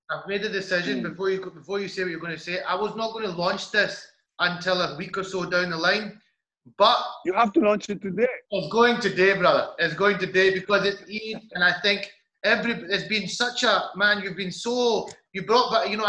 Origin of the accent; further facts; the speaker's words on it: United Kingdom; also born or lived in Pakistan; I've got I've got dual nationality. I'm British and I'm Pakistani.